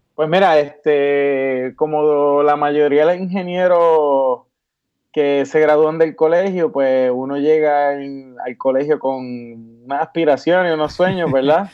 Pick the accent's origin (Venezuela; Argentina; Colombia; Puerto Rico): Puerto Rico; Caguas; moved away as an adult; also born or lived in Mexico; now in Cincinnati, United States; yo soy originario del país de Caguas. Este, nací y creo en Caguas